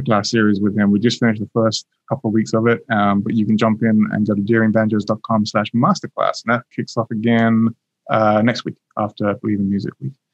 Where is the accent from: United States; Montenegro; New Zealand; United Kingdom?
United Kingdom; England; As an Englishman